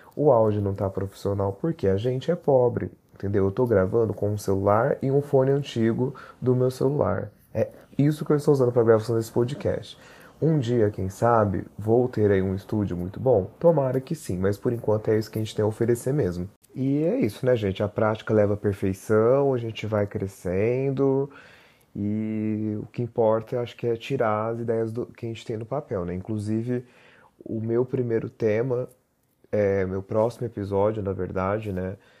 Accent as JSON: {"language": "Portuguese", "area": "Barreiros", "region": "interior of São Paulo", "country": "Brazil", "moved": "yes", "lives_now": "São Paulo, Brazil", "said": "moro em São Paulo capital, mas sou made in roça, né? Sou de Barreiros, no interior de São Paulo."}